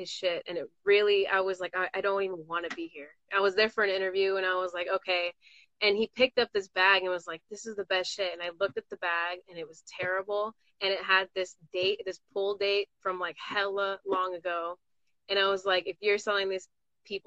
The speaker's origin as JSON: {"language": "English", "region": "California", "country": "United States", "said": "I'm from Cali"}